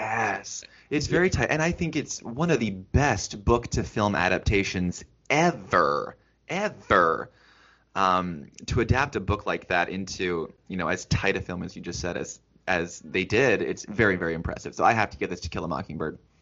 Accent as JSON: {"language": "English", "region": "Iowa", "country": "United States", "tie": "born or raised there", "said": "I grew up in Iowa where Music Man Square and The Music Man is like built into our curriculum from like 4 years of age"}